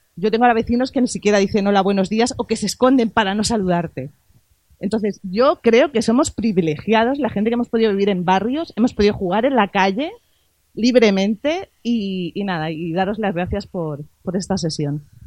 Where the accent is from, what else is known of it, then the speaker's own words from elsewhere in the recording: L'Hospitalet de Llobregat, Catalonia, Spain; Yo soy de Belviche, eh, no vivo en Belviche, pero como si viviera